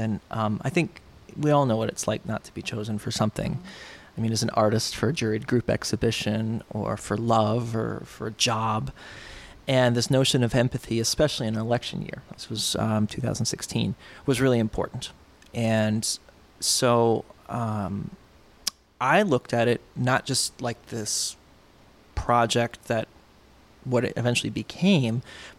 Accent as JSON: {"language": "English", "region": "New York", "country": "United States", "tie": "born there", "said": "And so I born in New York and then moved"}